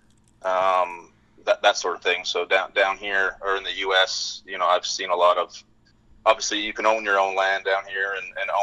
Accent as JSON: {"language": "English", "region": "British Columbia", "country": "Canada", "tie": "born or raised there", "also_born_or_lived": "Gabon", "moved": "as an adult", "lives_now": "Fort Worth, United States", "said": "I grew up in British Columbia, a small town north of Vancouver, about 3 hours."}